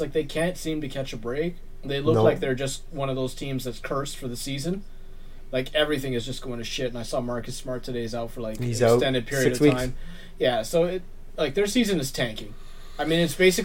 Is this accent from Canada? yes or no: yes; Canada; us all being Canadian